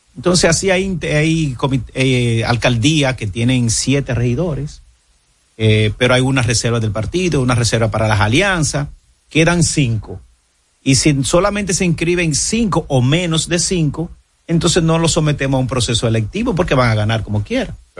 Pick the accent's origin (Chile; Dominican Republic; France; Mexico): Dominican Republic; Monte Cristi; yo soy de Montecristo, yo soy fronterizo, y yo sé cómo vive la frontera